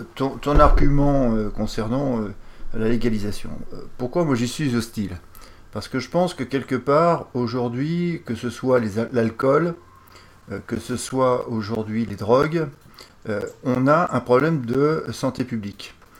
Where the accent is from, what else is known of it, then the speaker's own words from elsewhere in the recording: France; je suis français